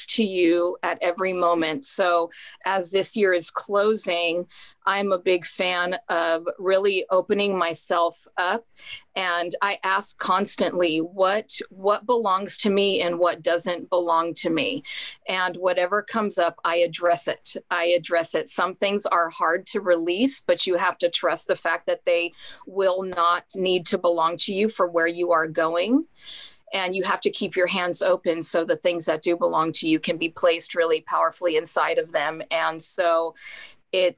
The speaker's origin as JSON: {"language": "English", "country": "Mexico", "said": "I'm from Mexico"}